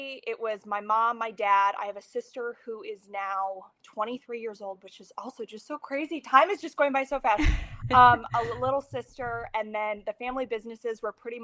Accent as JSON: {"language": "English", "region": "Ohio", "country": "United States", "tie": "born or raised there", "also_born_or_lived": "New York City, New York", "moved": "as an adult", "lives_now": "Stillwater, United States", "said": "I'm originally from Ohio. Right out of high school, I moved to New York City"}